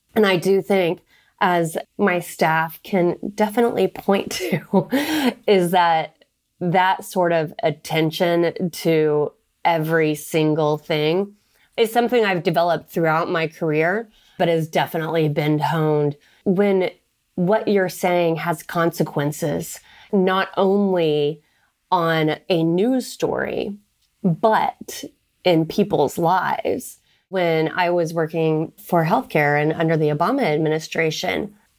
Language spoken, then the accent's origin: English; Oklahoma, United States; moved away as an adult; also born or lived in Texas; now in Washington, D.C., United States; I was raised in Oklahoma